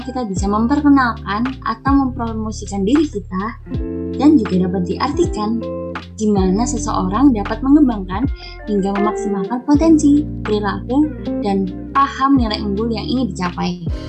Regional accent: Sidoarjo, East Java, Indonesia; Aku berasal dari Sidoarjo, Jawa Timur

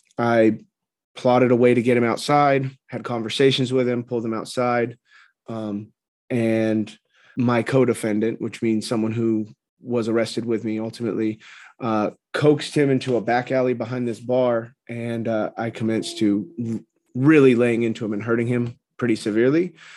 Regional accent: California, United States; So I grew up in Orange County, California. There's a lot of misconceptions about Orange County.

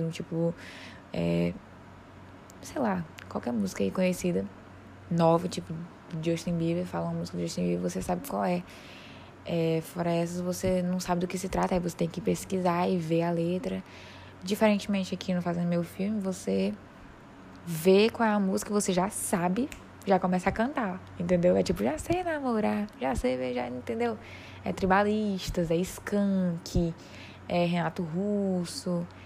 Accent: Piauí, Brazil; Eu sou do Piauí, então eles falarem de pão de queijo, eh, eu entendo, mas não é uma coisa assim. Quer falar de panelada?

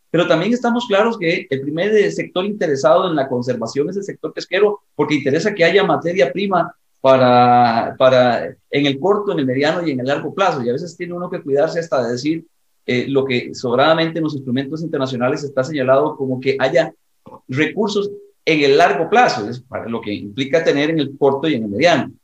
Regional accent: Costa Rica; en mi país, en Costa Rica

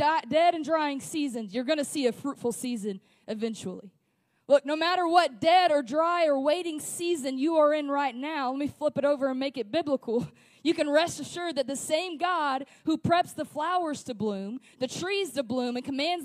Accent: West Memphis, Arkansas, United States; also born or lived in Springfield, Missouri; I grew up in the Delta in West Memphis, and it's just cornfields.

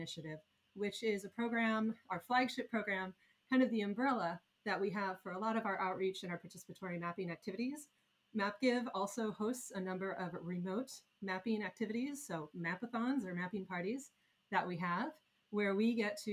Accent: Iowa, United States; moved away; I was a girl growing up in Iowa

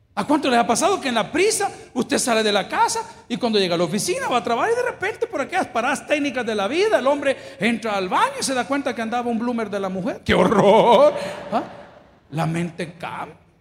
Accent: El Salvador; Yo no sé cuántos somos salvadoreños acá

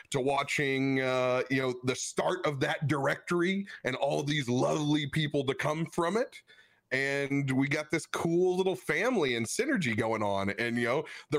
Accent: Cape Girardeau, Missouri, United States; I am from Cabo Girardeau

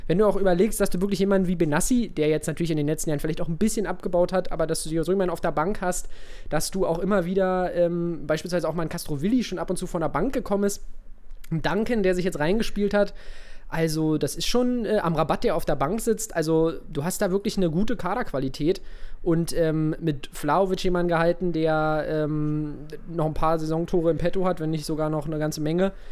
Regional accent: Oldenburg, Lower Saxony, Germany; born there; also äh, gar nicht, geboren in Oldenburg.

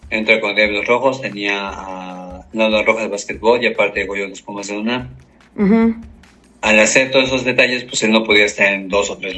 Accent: Puebla, Mexico; yo soy poblano

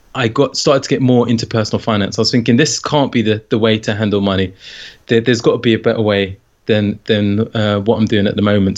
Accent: London, United Kingdom; moved away as an adult; now in St Albans, United Kingdom; I grew up in London, in northwest London

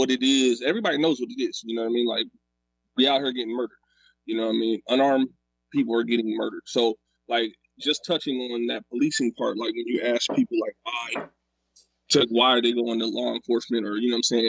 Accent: Sacramento, California, United States; I grew up in South Sac. That's where I'm from.

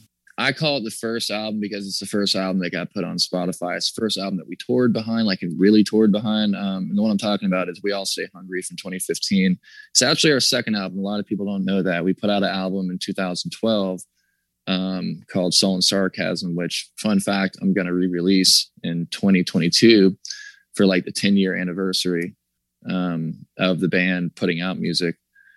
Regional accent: the South, United States; That's kind of about growing up in the South and, you know, growing up and like, you know, like hearing that whole thing, like sweet little country boy kind of stuff.

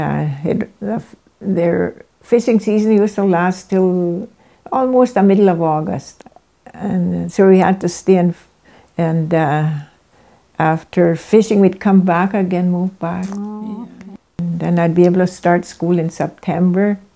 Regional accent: Norway House, Manitoba, Canada; I was born here in Norrie House

